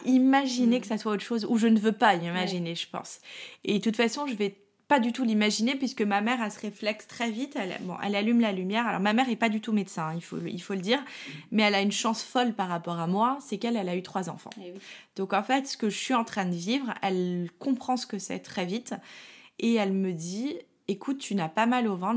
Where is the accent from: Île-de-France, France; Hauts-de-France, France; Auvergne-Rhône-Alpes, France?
Île-de-France, France; Paris; moi, je suis parisienne